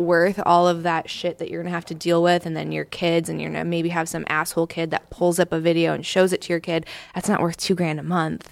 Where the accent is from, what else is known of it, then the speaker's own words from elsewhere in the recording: Southern California, United States; moved away; also born or lived in East Coast, United States / Southern US; I'm from Southern California originally